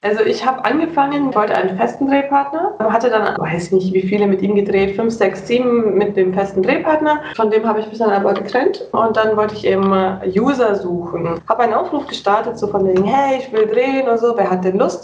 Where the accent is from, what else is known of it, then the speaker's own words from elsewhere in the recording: near Munich, Bavaria, Germany; Also ich komme, wie gesagt, aus Bayern, Nähe München.